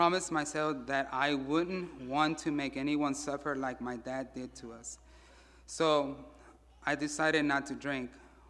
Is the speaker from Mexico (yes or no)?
yes; Mexico City, Mexico; born there; I was born in Mexico City, September 14, 1977. I am the oldest out of three siblings.